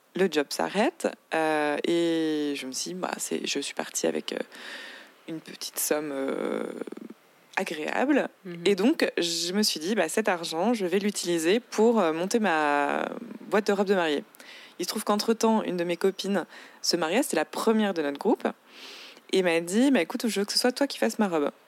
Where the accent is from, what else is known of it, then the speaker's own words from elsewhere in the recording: Paris, Île-de-France, France; j'ai grandi à Paris. Je suis née à Paris